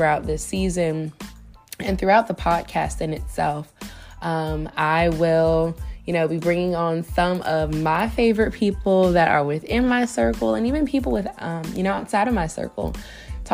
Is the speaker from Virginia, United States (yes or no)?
yes; Virginia Beach, Virginia, United States; moved away as an adult; now in Richmond, United States; I was born and raised in Virginia Beach and relocated to RVA, or the Richmond area, just a little over 10 years ago